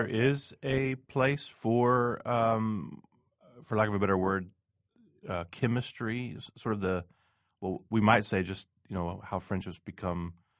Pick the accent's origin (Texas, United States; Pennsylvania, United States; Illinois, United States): Texas, United States; Houston; also born or lived in New England; now in Kansas City, United States; If I compare it to Houston, where I'm from, this is really beautiful, actually.